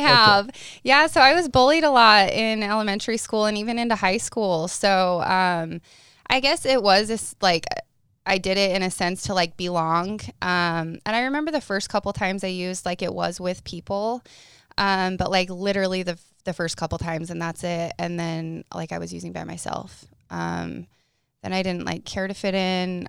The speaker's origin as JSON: {"language": "English", "town": "Paragonah", "region": "Utah", "country": "United States", "tie": "born or raised there", "said": "I'm from Paragoona, Utah. Like, you sneeze and you miss the town."}